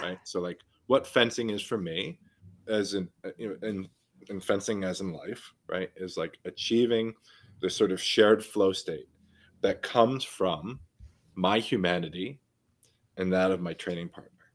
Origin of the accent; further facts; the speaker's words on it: New York City, New York, United States; growing up in New York City, right, when I was playing basketball all the time